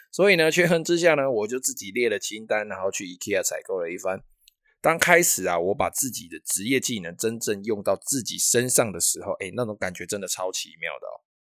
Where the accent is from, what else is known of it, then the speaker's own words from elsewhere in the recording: Taiwan; first language Taiwanese Hokkien; 我们自己的岛屿、自己的国家，我们自己的母语方言哦，